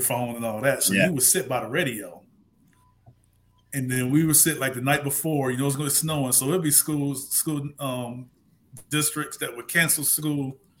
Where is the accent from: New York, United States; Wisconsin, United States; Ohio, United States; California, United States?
Ohio, United States; also born or lived in Michigan; I'm from Ohio and went to school in Michigan